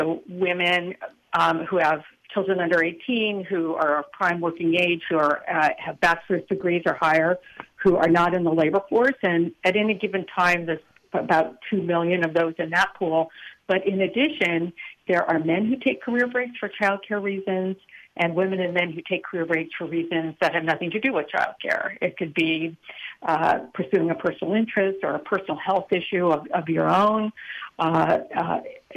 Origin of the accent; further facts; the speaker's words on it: Long Beach, California, United States; moved away as an adult; also born or lived in Boston area; now in Boston, United States; I was born and raised in Long Beach, California, in Southern California